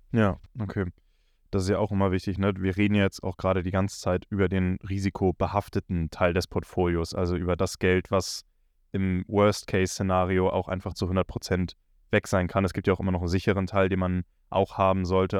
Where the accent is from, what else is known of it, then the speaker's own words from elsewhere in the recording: Northern Germany, Germany; bei uns im Norden hier ist auch so, dass wir, wenn wir in die 12. Klasse, 13. Klasse kommen, kurz vor Abitur